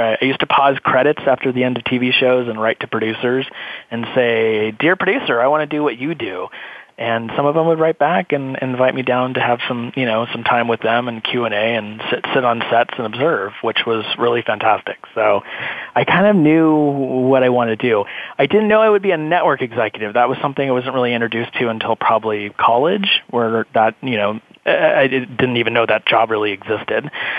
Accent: California, United States; growing up in California

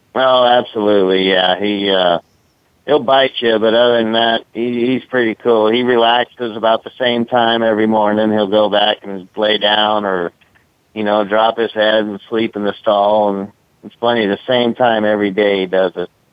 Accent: San Mateo, California, United States; I grew up right there in San Mateo, next to Bay Meadows

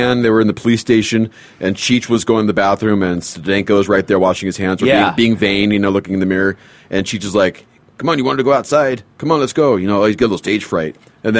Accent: Los Angeles, California, United States; Yeah, I grew up in Northridge.

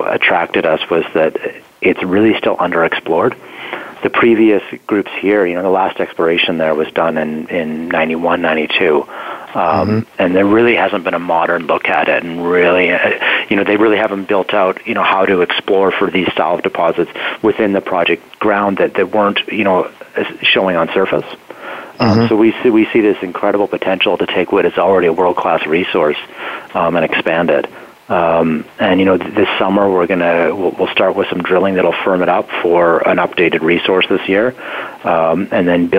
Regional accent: near the Tom and Jason deposits, Yukon, Canada; it's right near my hometown.

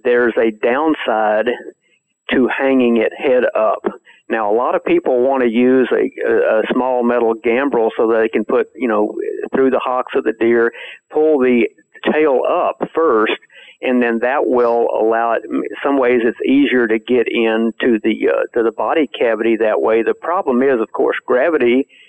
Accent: Texas, United States; growing up in Texas, I saw people hang deer

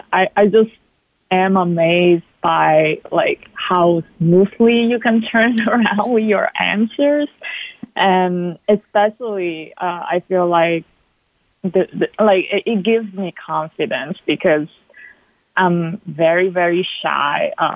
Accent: Italy; English is a second language; now in New York City, United States; I grew up in Italy where that's a taboo.

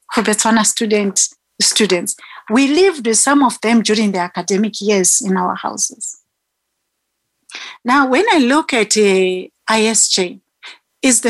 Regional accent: Zimbabwe; now in South Africa; I'm a South African citizen, but Zimbabwean born.

